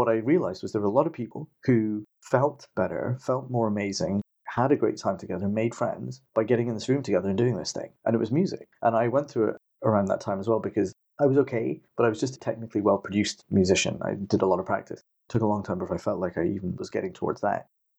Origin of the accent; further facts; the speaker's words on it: India; born there; So I'm 40. I was born in 78 in India